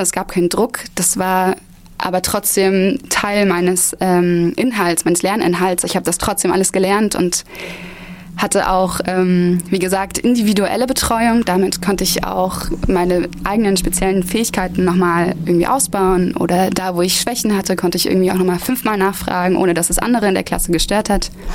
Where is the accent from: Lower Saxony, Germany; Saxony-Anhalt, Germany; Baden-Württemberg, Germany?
Saxony-Anhalt, Germany; Halle; moved away as an adult; now in Erfurt, Germany; komme ich aus Halle-Saale und ähm, genau, mein Bildungsweg hat damals angefangen in der Maria Montessori Grundschule in Halle